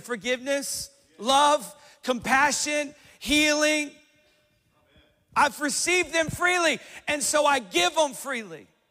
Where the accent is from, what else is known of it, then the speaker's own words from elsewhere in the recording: Johnson City, Tennessee, United States; i said johnson city tennessee